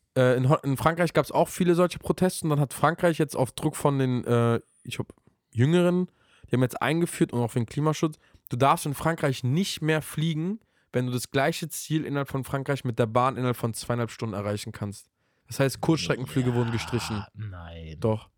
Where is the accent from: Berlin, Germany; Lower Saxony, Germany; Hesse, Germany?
Berlin, Germany; Bei uns in Berlin